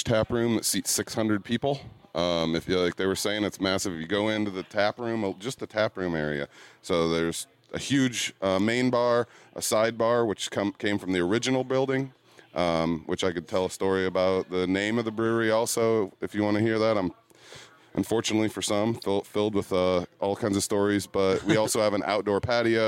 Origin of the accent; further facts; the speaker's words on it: Fort Wayne, Indiana, United States; I'm from Fort Wayne